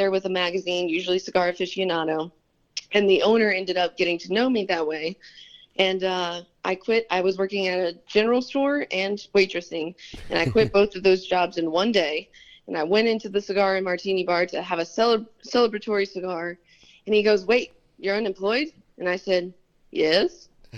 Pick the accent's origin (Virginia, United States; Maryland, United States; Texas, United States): Virginia, United States; Richmond; also born or lived in Arizona / California; So most of my childhood years were spent out in Arizona and California, and then my teenage years were mostly spent in Richmond, Virginia.